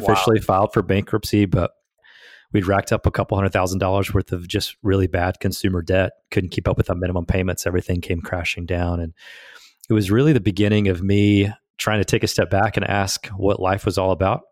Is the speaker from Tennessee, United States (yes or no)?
yes; Southeast Tennessee, United States; I grew up in Southeast Tennessee on a farm